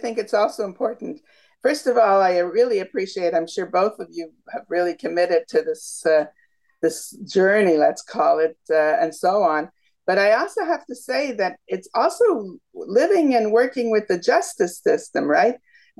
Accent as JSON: {"language": "English", "town": "Toronto", "region": "Ontario", "country": "Canada", "said": "Toronto. We're Canadians."}